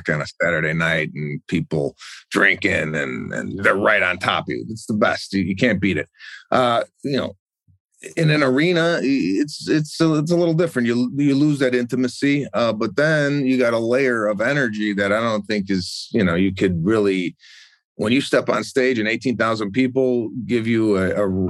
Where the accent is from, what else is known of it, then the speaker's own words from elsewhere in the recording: Arlington Heights, Illinois, United States; moved away as an adult; I grew up in Arlington Heights and that's my hometown